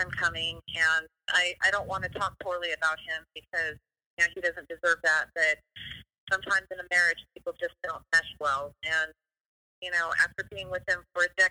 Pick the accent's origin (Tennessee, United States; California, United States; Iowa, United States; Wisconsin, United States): California, United States; Fresno; moved away as an adult; also born or lived in Los Angeles; come back to Fresno, and I moved home